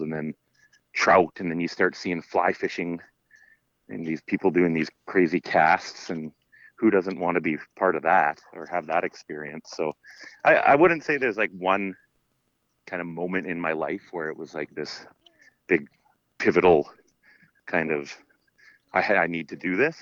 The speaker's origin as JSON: {"language": "English", "area": "Sunshine Coast, Lower Mainland", "region": "British Columbia", "country": "Canada", "tie": "born or raised there", "also_born_or_lived": "Terrace, British Columbia", "lives_now": "Vancouver Island, Canada", "said": "I grew up on the Lower Mainland, so on the Sunshine Coast."}